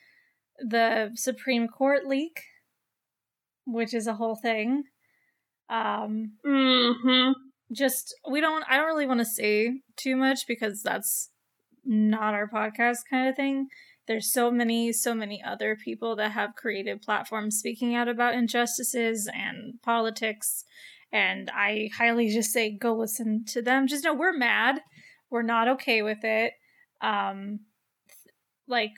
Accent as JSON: {"language": "English", "country": "United States", "said": "I'm dumb American."}